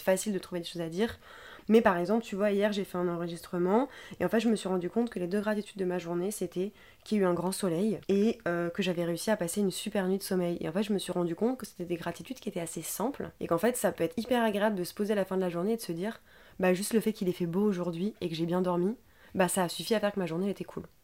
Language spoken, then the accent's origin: French; France; on est français de base